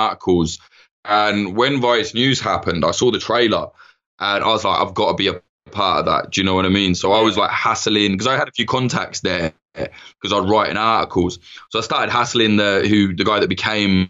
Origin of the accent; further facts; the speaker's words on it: Midlands, United Kingdom; moved away as an adult; I'm from some shithole in the Midlands where it's just dead.